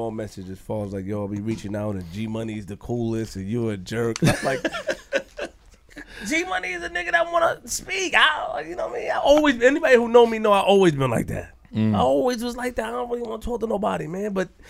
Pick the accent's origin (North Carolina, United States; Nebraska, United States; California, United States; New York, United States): New York, United States; Queens; I'm from Queens.